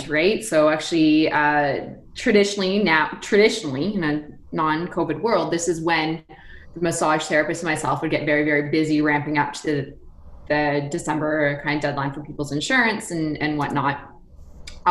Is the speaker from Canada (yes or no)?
yes; Canada; we're Canadian